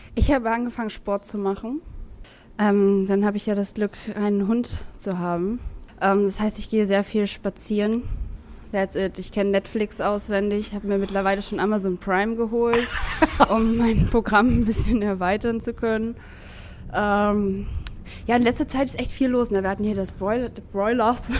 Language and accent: German; Lübeck, Schleswig-Holstein, Germany; moved away as an adult; now in Hamburg, Germany; ich komme aus Lübeck